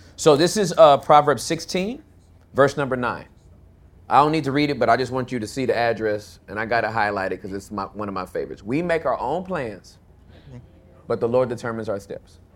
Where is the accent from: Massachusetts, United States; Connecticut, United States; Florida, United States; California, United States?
California, United States; moved away as an adult; now in Texas, United States; I'm from California